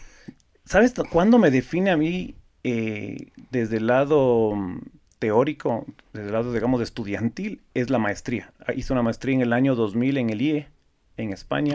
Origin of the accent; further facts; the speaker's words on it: Ecuador; yo soy el típico ecuatoriano nacido en Ecuador, que mis papás son ecuatorianos